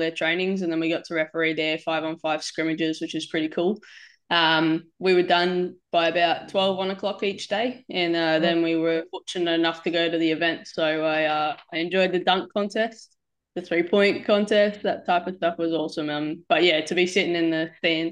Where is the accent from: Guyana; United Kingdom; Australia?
Australia; Gold Coast, Queensland; moved away as an adult; also born or lived in Townsville; now in Jersey City, United States; We grew up on the Gold Coast